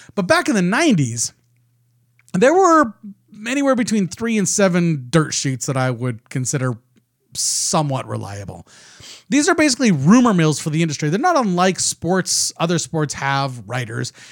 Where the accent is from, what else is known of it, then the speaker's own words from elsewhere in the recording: Canada; I'm Canadian